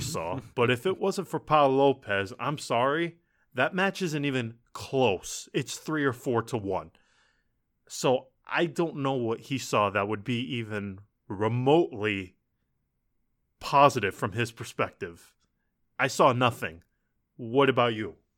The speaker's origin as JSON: {"language": "English", "town": "Asiago", "region": "Veneto", "country": "Italy", "said": "I'm from Asiago, nobody ever goes there either"}